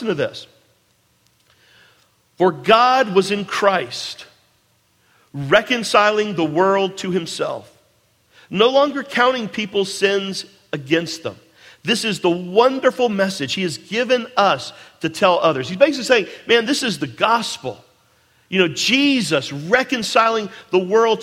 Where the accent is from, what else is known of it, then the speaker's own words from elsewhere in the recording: United States; I was born in the United States of America